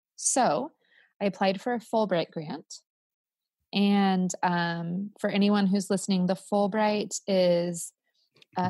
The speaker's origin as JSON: {"language": "English", "region": "California", "country": "United States", "also_born_or_lived": "Spain / Costa Rica", "said": "I'm Californian"}